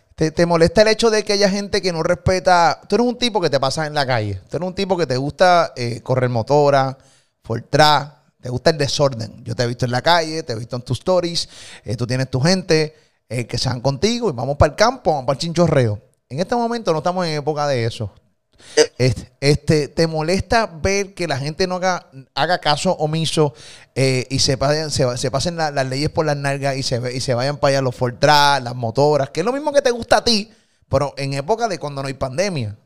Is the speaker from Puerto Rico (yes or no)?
yes; Puerto Rico; de Puerto Rico